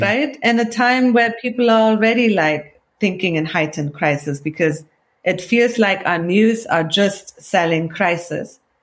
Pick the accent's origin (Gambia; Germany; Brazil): Germany; Cologne, North Rhine-Westphalia; accent: Kölsch; moved away as an adult; also born or lived in Iran; now in United States; you could have the thickest local Kölsch accent like I have